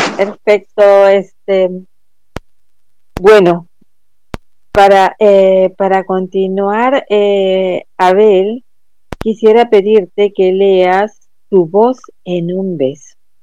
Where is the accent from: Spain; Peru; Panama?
Peru; en nuestro país, en nuestro Perú